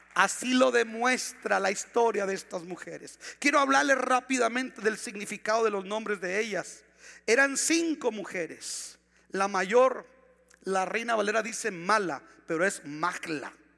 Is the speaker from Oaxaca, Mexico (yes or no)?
no; Ciudad Juárez, Chihuahua, Mexico; vivíamos en la colonia Bellavista, por eso casi casi nací en El Paso